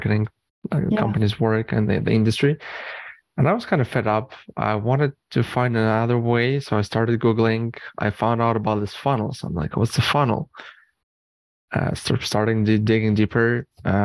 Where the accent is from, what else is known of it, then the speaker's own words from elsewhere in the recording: Canada; also born or lived in Eastern Europe / Arizona; moved to Canada